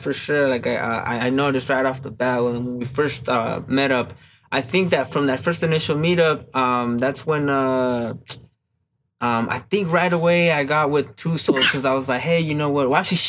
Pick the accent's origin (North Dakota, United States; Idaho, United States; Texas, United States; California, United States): California, United States; Baldwin Park; I'm from Baldwin Park. I'm from Baldwin Park. I've been there most of my life, bro. Most of my life, I've been living there.